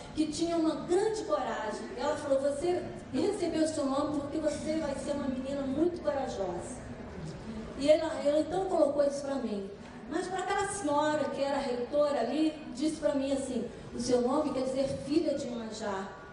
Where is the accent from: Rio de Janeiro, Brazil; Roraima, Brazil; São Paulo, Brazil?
Rio de Janeiro, Brazil; Petrópolis; Eu nasci num lar muito pobre, em Petrópolis